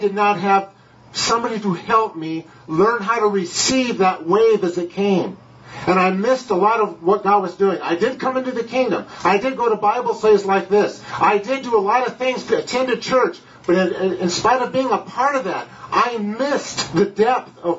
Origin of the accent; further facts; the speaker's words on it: California, United States; moved away; I'm from California